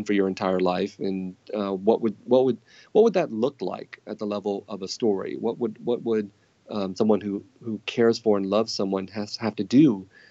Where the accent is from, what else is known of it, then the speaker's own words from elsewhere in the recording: San Jose, California, United States; growing up in San Jose of the 1970s and 1980s